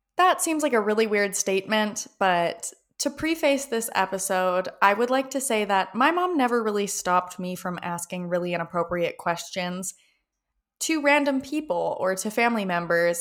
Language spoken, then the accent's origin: English; Canada; I am from Canada